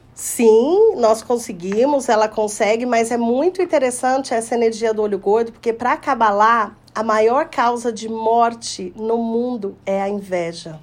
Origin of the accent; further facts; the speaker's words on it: Poços de Caldas, Minas Gerais, Brazil; aqui em Poços de Caldas, na minha terra natal